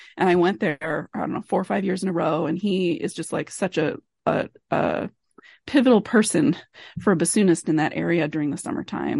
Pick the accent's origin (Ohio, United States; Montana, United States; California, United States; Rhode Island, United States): Montana, United States; Billings; moved away as an adult; also born or lived in Kansas / Ann Arbor, Michigan / Nacogdoches, Texas / Great Falls, Montana; I did grow up in Billings, which is one of the biggest cities